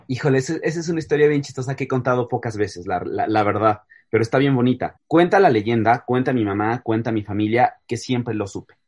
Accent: Mexico City, Mexico; yo soy chilango, mis papás son chilangos

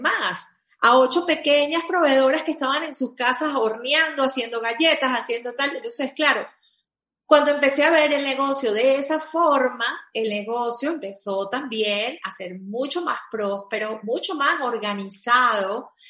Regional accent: Venezuela; also born or lived in Caracas, Venezuela; yo soy venezolana

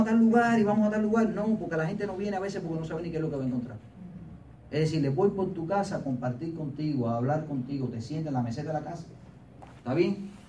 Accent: Pinar del Río, Cuba; moved away; soy de Pinal del Río

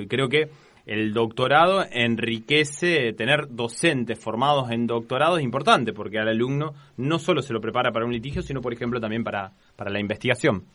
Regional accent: Casilda, Santa Fe, Argentina; moved away as an adult; now in Rosario, Argentina; terminé la, secundaria ya en Casilda

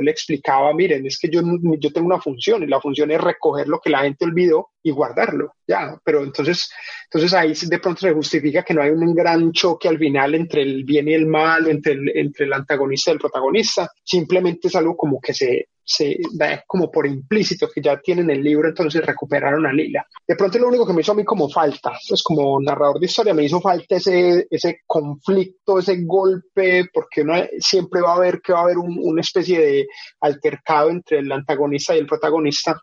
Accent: Colombia; moved away as an adult; now in United Kingdom; yo nací, crecí en Colombia y lastimosamente, digo lastimosamente, me tocó venirme al Reino Unido

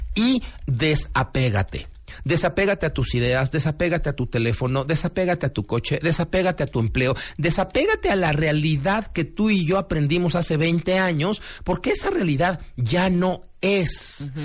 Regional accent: Mexico; como mexicanos

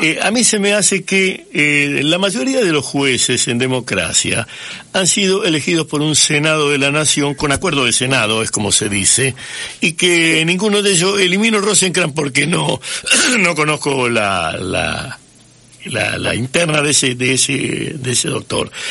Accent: Santa Fe, Argentina; yo soy nacido en Santa Fe, hincha de Colón

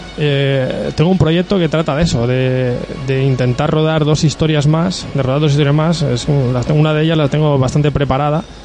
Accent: Agost, Valencian Community, Spain; soy de agosto

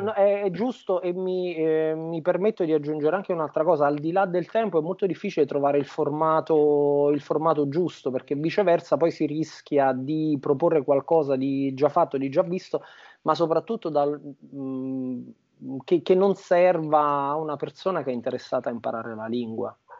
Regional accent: Montecalvo Irpino, Campania, Italy; moved away as an adult; now in Scotland; Io sono campano eh, di un piccolo paesino che si chiama Monte Calvo Irpino, piccolissimo, di 3.000 abitanti, in provincia di Avellino, in Campania

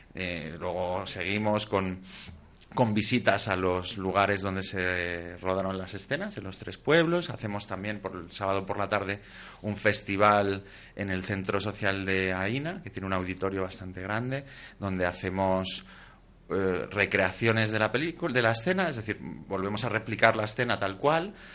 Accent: Asturias, Spain; yo que soy asturiano

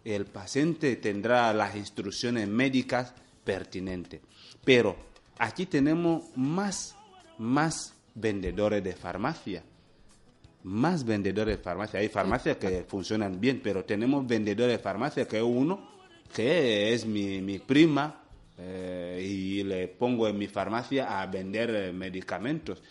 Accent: Equatorial Guinea

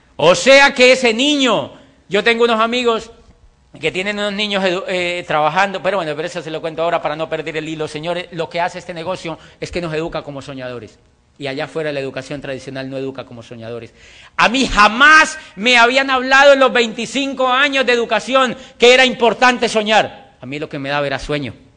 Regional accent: Colombia; also born or lived in Popayán, Colombia / Europe; yo estoy feliz en mi país. Me siento orgulloso de vivir en mi país.

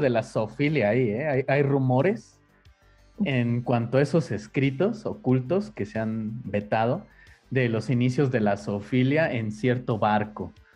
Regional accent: Mexico; toda la vida hemos vivido en la religión católica, en el caso de México

